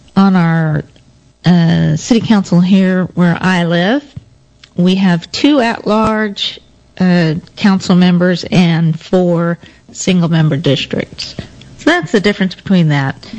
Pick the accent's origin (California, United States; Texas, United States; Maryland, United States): Texas, United States; Denton; moved to Denton, my hometown.